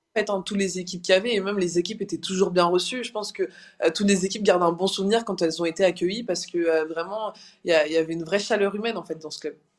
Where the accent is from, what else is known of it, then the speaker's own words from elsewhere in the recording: Brest, Brittany, France; à Brest dans ma ville natale